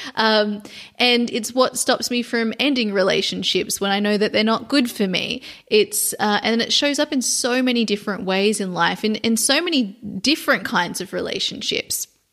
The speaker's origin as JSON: {"language": "English", "town": "Sydney", "region": "New South Wales", "country": "Australia", "tie": "born or raised there", "moved": "yes", "said": "Sydney, Australia, which is my hometown"}